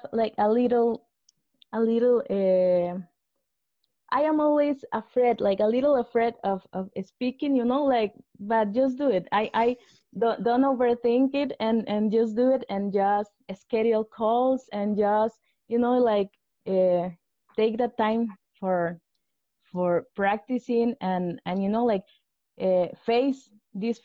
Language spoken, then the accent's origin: English; Costa Rica; English is a second language; I am from Costa Rica.